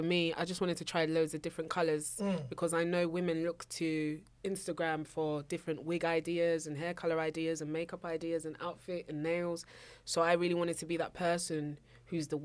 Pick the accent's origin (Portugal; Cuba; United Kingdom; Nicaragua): United Kingdom; London; also born or lived in Abuja, Nigeria; So not only do I come from South London, I come from a Nigerian household. I was actually born in Nigeria